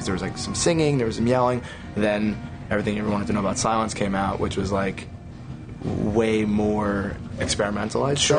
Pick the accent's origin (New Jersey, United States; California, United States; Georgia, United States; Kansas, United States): New Jersey, United States; Rahway; also born or lived in Livingston, New Jersey / East Brunswick, New Jersey / Clark, New Jersey; I was born in Livingston, and I grew up in Rahway, okay. Rahway Clark area.